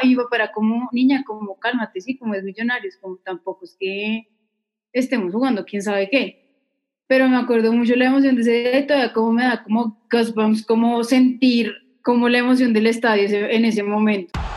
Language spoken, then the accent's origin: Spanish; Manizales, Caldas, Colombia; yo nací en Manizales